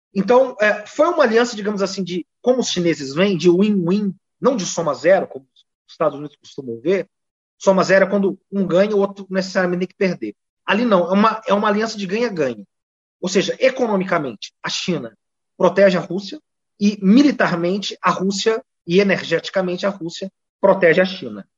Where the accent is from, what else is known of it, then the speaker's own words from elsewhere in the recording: Poços de Caldas, Minas Gerais, Brazil; moved away; also born or lived in São Paulo; eu sou mineiro